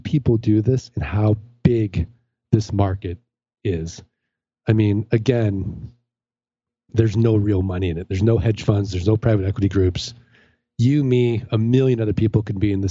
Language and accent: English; St. Louis, Missouri, United States; I'm from St. Louis.